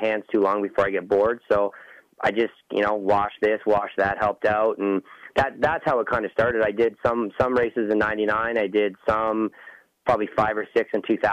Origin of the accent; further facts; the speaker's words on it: Ontario, Canada; I'm from Ontario